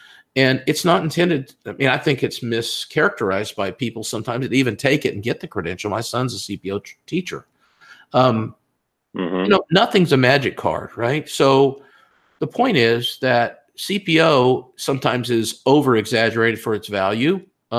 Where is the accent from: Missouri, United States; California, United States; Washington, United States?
California, United States; also born or lived in Texas; Oh, but yeah, I'm from California, so I'm confused. But I have lived in Texas most of my life.